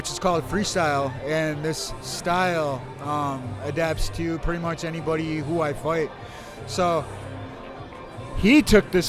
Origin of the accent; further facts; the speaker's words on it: Ho-Chunk Country, Wisconsin, United States; I'm from Ho-Chunk Country, Wisconsin